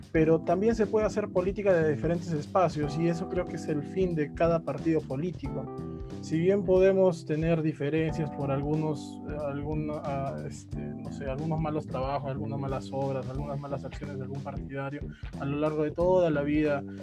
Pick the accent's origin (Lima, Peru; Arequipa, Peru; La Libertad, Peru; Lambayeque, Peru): Arequipa, Peru; estamos en todo el país solamente acá hablo como un arequipeño